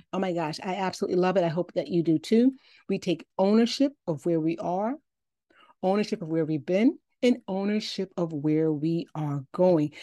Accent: Chicago, Illinois, United States; I'm from Chicago

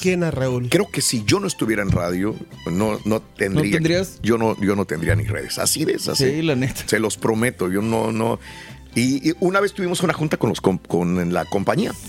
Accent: Matamoros, Tamaulipas, Mexico; yo soy más norteño que, cualquier otra cosa que de banda y todo. pues crecí en Matamoros

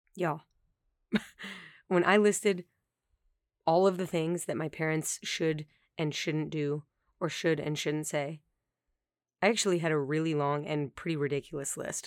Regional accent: Colorado, United States; moved away; my hometown in Colorado

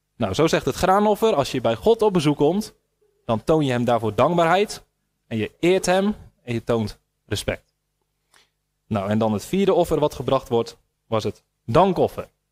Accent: Netherlands; wij als Nederlanders

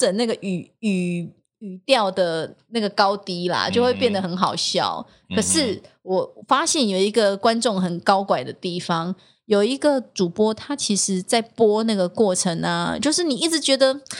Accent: southern Taiwan, Taiwan; accent: southern Taiwanese; 因为他觉得我的口音很怪，嗯、南部腔很浓。

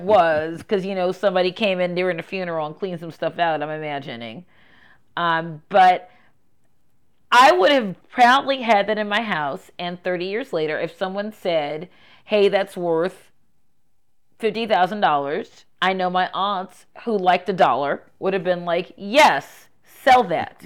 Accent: Baltimore, Maryland, United States; moved away; a person from Baltimore City who was born here, raised here, and then came back here

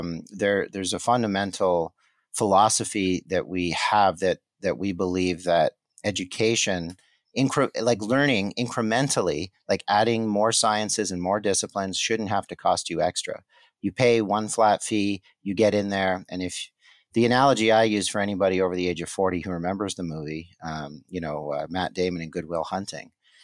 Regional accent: Montreal, Quebec, Canada; born there; I was born in Montreal, so I won't hold it against you, but I'm a Habs fan.

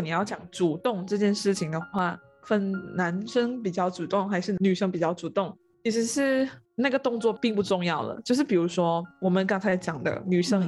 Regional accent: Malaysia; 回到我的这个家乡，在五级定义新村，在那个云

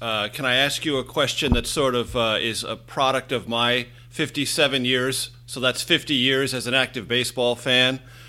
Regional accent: San Diego, California, United States; my hometown of San Diego

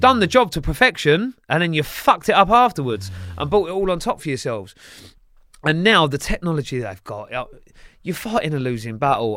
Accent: Sunbury, South East England, United Kingdom; also born or lived in Kingston upon Thames / Tolworth / Staines / Feltham; from there I went to the border of Sunbury and Feltham. And then that's where predominantly I grew up

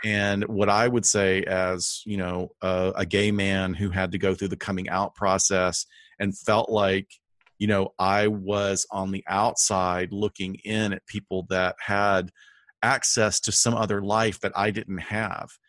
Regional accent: Huntsville, Alabama, United States; my hometown of Huntsville

